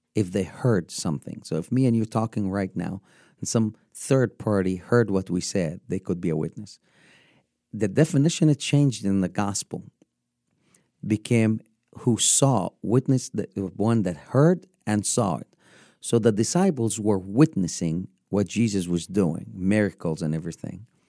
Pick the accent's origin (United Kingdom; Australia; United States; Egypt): Egypt; Upper Egypt; moved away as an adult; born and raised in Egypt, born in, in the southern part of Egypt